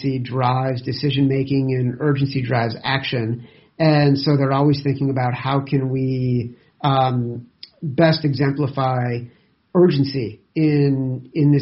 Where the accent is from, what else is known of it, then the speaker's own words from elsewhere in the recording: Chicago, Illinois, United States; growing up in Chicago